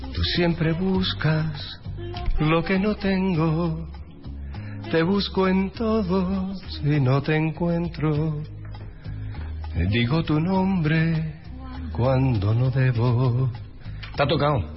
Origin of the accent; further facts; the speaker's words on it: Málaga, Andalusia, Spain; accent: Andalusian; moved away; Yo soy de Málaga, Marbella es un pueblo de la provincia de Málaga.